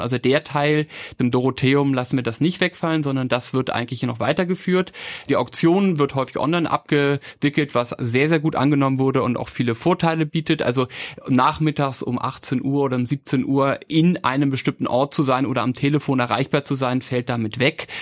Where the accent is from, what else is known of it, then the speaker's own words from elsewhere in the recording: Hamburg, Germany; moved away as an adult; now in Vienna, Austria; ich bin Hamburger, ich bin nach Wien gekommen für BWL und Kunstgeschichte